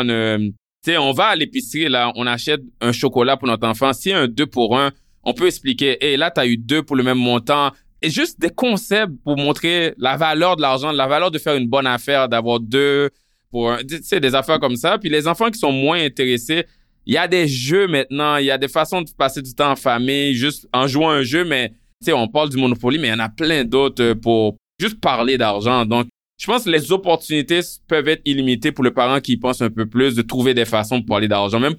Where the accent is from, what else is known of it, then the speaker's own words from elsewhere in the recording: Haiti; moi, quand je suis arrivé d'Haïti, euh, j'avais jamais connu ça, les parents qui donnent une allocation